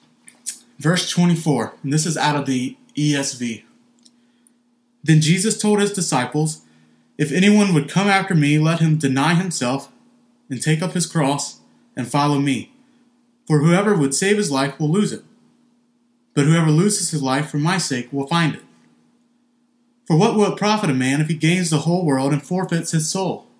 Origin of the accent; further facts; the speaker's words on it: Mississippi, United States; moved away; being from Mississippi.